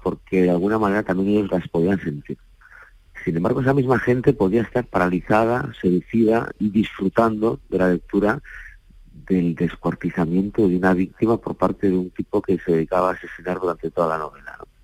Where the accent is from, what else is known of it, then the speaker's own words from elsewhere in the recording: Galicia, Spain; por la tradición oral con la que yo crecí en Galicia